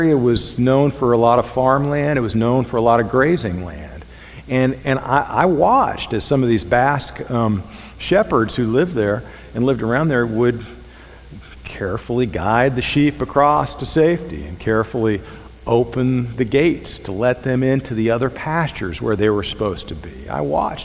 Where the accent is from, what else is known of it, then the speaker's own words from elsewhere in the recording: Thousand Oaks, California, United States; now in Mississippi, United States; when I was growing up in Southern California, I say Southern because it was a suburb of Los Angeles. It was Thousand Oaks, California